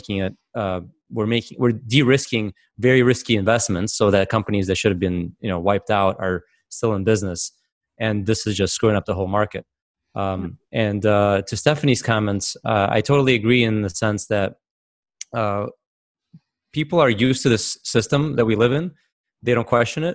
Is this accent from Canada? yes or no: no; Russia; now in United States; I actually come from a communist country. I came from Soviet Russia